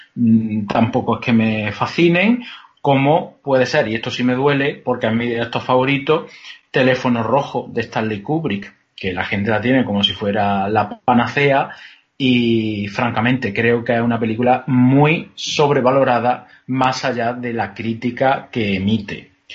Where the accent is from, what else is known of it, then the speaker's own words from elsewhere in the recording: Andalusia, Spain; soy andaluz